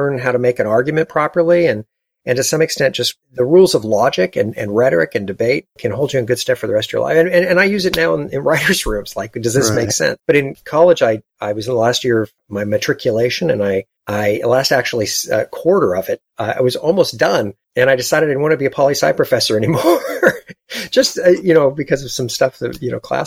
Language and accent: English; Los Angeles, California, United States; I grew up in Los Angeles